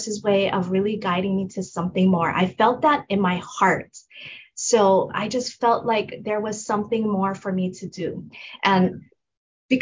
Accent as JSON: {"language": "English", "region": "Hawaii", "country": "United States", "said": "I'm from Hawaii"}